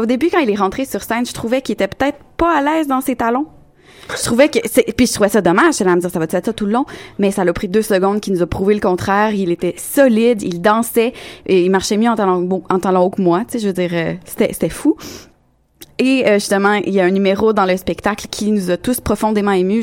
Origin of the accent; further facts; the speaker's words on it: Quebec City, Quebec, Canada; je suis bien de Québec